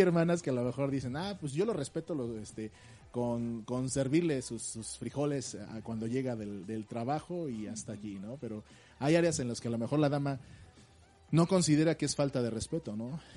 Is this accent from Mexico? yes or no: yes; Mexico; Como mexicanos regularmente no leemos el instructivo